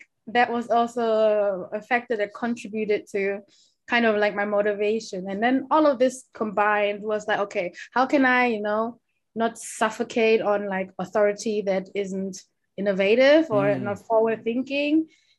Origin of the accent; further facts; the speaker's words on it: Germany; also born or lived in Kumasi, Ghana; I was born in Kumasi, which is like the Ashanti region in Ghana, so it's the west. Ashanti is like the biggest, one of the biggest tribes in Ghana as well. And I was born there, and I came to Germany when I was three, becoming four.